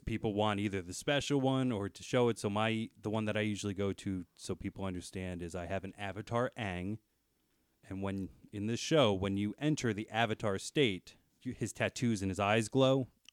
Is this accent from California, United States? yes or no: no; New Jersey, United States; I'm from New Jersey